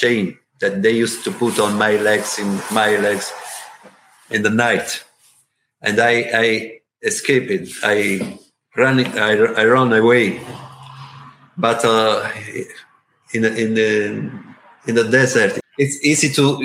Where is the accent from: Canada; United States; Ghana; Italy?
Italy; English is a second language; I'm from Italy